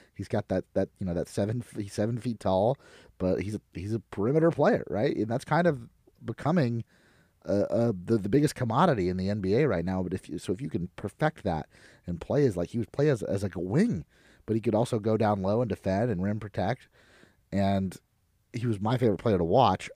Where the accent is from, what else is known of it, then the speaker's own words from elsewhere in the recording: Florida, United States; my home state of Florida